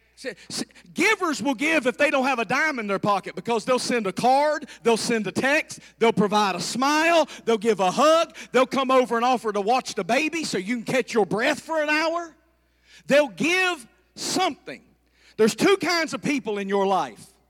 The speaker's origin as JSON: {"language": "English", "region": "the South", "country": "United States", "said": "I'm from the South"}